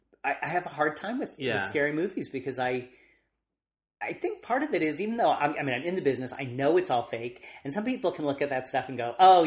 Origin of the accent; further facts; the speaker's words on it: Los Angeles, California, United States; also born or lived in Van Nuys / North Hollywood; I'm kind of a local boy. I grew up in the Valley.